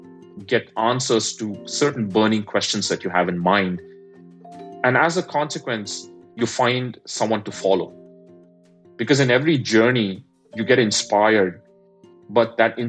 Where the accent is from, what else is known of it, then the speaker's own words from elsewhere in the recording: India; moved away; I'm an immigrant, I grew up in India